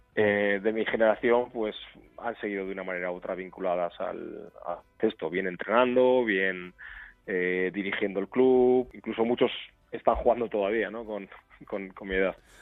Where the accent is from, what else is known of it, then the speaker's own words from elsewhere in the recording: Portugalete, Basque Country, Spain; soy vizcaíno, pues soy de Portugalete